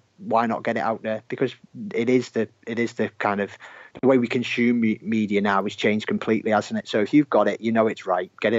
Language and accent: English; Merseyside, North West England, United Kingdom; you might be able to tell from my accent is where I'm from